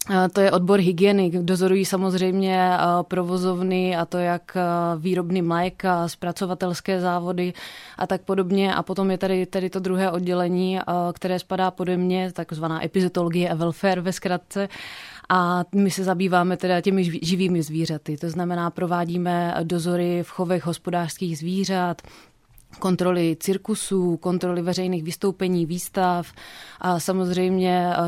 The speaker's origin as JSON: {"language": "Czech", "town": "Opava", "region": "Moravian-Silesian Region", "country": "Czechia", "moved": "yes", "lives_now": "Olomouc, Czech Republic", "said": "pocházím původně z Opavy."}